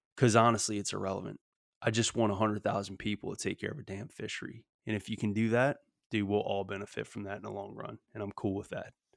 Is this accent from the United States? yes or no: yes; Louisiana, United States; in Louisiana particularly, 'cause that's my home state